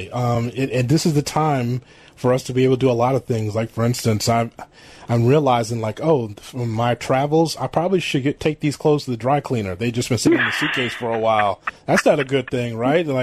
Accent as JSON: {"language": "English", "town": "Chicago", "region": "Illinois", "country": "United States", "tie": "born or raised there", "said": "I'm born and raised in Chicago, so I'm a Midwestern guy and, and Southsider."}